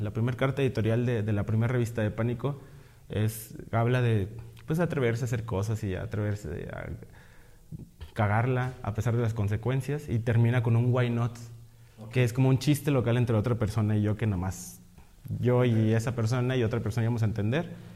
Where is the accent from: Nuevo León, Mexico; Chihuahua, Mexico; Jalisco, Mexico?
Nuevo León, Mexico; Monterrey; Yo estudié artes visuales, soy de Monterrey